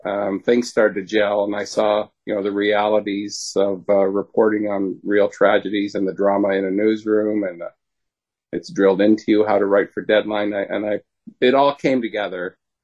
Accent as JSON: {"language": "English", "country": "Canada", "said": "I'm a Canadian"}